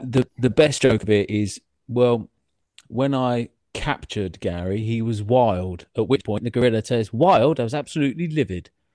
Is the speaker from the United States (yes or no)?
no; England, United Kingdom; I grew up outside of London